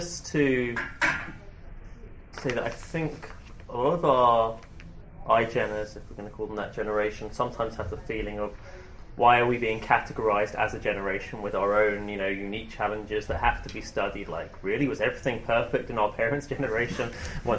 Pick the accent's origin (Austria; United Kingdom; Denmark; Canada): United Kingdom; moved away as an adult; now in Manhattan, United States; growing up in the UK, I had a very strong sense of being part of a minority